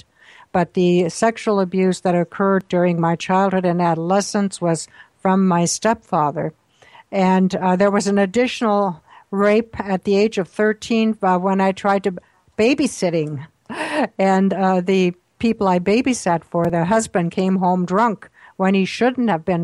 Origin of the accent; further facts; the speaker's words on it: Austria; I was born in Austria during World War II on a farm.